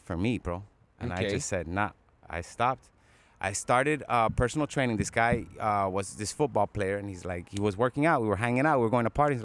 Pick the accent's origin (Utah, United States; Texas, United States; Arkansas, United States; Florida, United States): Florida, United States; Miami; I was born on South Beach, bro, Mount Sinai.